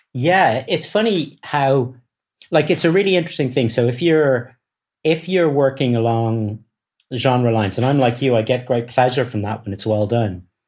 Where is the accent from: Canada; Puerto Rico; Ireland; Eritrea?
Ireland; Dublin, Leinster; I come from Dublin